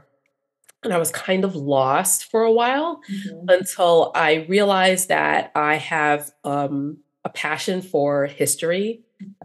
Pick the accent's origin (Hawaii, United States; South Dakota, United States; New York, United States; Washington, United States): New York, United States; New York City; I am a first generation American, proud daughter of immigrants. My father's from Venezuela. My mom's from Jamaica, born and raised in Brooklyn, New York.